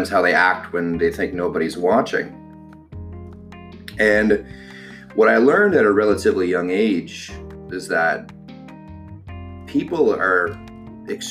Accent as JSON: {"language": "English", "town": "Ottawa", "region": "Ontario", "country": "Canada", "tie": "born or raised there", "said": "born and raised in Ottawa, Ontario"}